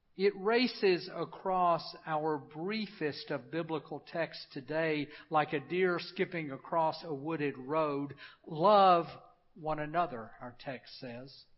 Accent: Memphis, Tennessee, United States; I grew up in Memphis, a city on the Mississippi River

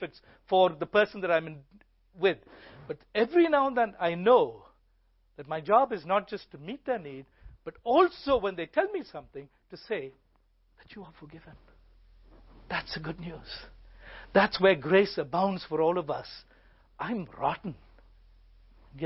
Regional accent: India; I grew up in India. I grew up with this.

